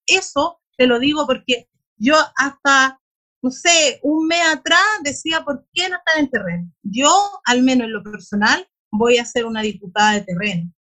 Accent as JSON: {"language": "Spanish", "town": "Bulnes", "region": "Ñuble", "country": "Chile", "said": "yo soy de Bulnes, de una comuna rural también de la región"}